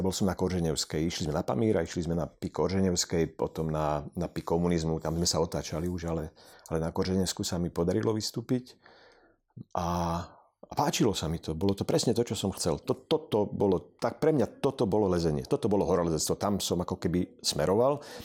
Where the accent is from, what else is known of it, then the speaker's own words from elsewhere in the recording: Poprad, Prešov Region, Slovakia; ja som z Popradu